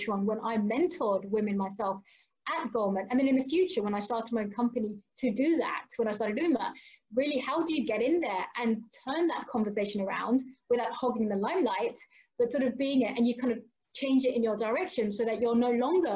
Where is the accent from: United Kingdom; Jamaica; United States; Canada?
United Kingdom; London; I'm from London originally